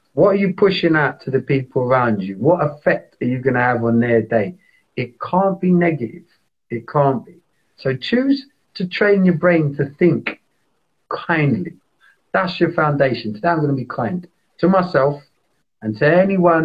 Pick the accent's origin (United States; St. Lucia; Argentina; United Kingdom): United Kingdom; London; I grew up in East London. I love East London